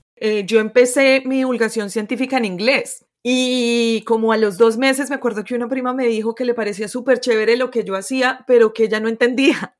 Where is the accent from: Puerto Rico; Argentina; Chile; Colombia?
Colombia; moved away as an adult; also born or lived in United States; yo soy de Colombia